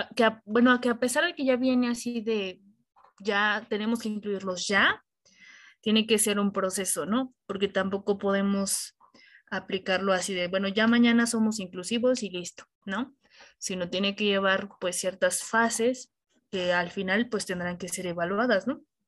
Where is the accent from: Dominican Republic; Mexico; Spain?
Mexico; esa parte cultural que nos caracteriza como, como mexicanos